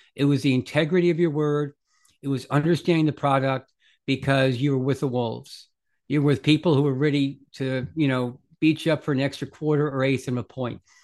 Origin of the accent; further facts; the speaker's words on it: Bronxville, New York, United States; I grew up in a little town called Bronxville, New York, just outside New York City